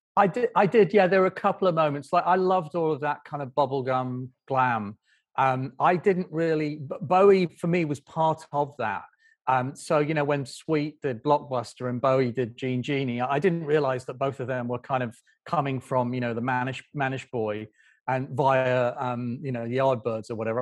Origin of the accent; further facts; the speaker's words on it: Doncaster, Yorkshire and the Humber, United Kingdom; I grew up in a town, in, in a village outside Doncaster